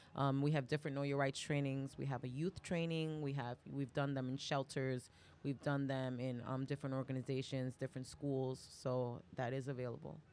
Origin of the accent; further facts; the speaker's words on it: New York City, New York, United States; also born or lived in Bronx; I was raised in Harlem and East Harlem, and I've been in the Bronx for the last, like, twenty years